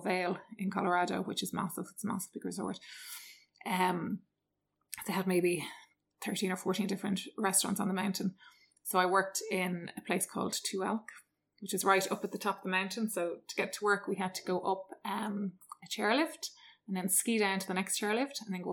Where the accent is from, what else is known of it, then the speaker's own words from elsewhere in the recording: Dublin, Leinster, Ireland; also born or lived in Galway / Switzerland / United States; I'm from Dublin originally. Grew up in kind of the Dundrum, Sandyford area